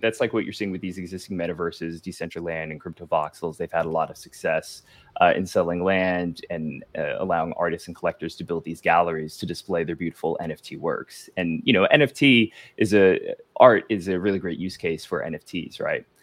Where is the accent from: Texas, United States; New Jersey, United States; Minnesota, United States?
New Jersey, United States; moved away as an adult; also born or lived in Los Angeles / Miami, Florida; now in Florida, United States; I'm from New Jersey originally